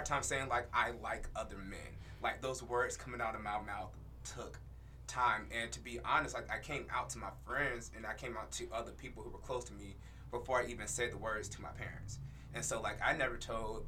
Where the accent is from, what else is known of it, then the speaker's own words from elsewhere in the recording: North Carolina, United States; I am from North Carolina, so I grew up in the Bible Belt